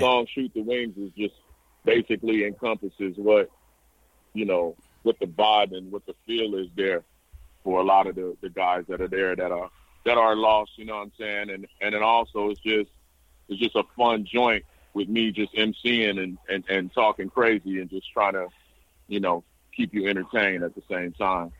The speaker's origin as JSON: {"language": "English", "town": "San Bernardino", "region": "California", "country": "United States", "said": "I come from San Bernardino"}